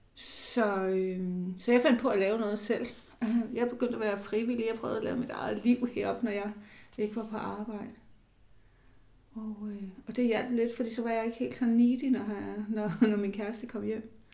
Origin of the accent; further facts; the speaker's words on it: Falster, Zealand, Denmark; Jeg er vokset op nede på Falster